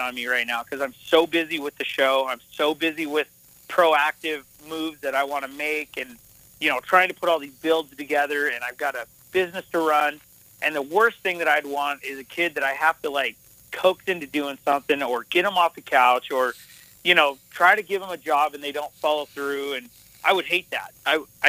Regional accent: Montana, United States; also born or lived in Las Vegas, Nevada; I went with my mom to Montana, and that's where I kind of learned this cowboy stuff

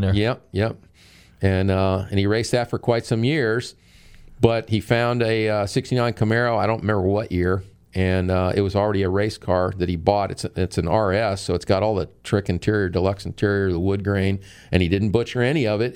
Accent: St. Petersburg, Florida, United States; I was born here in St. Pete

